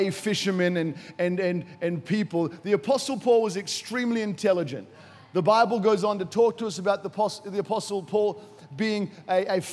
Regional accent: Brisbane, Queensland, Australia; moved away as an adult; also born or lived in Nambour / Noosa / United States; now in Africa; I was born in Nambour. And I say Noosa, but technically it was Nambour. And I was raised actually in Noosa, then moved to the United States of America with my family when I was younger, moved back to Brisbane, was in Brisbane, finished my schooling in Brisbane

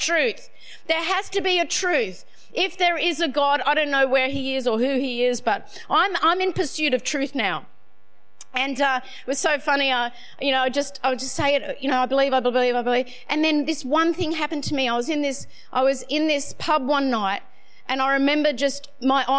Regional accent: Sydney, New South Wales, Australia; I'm from Northern Beaches

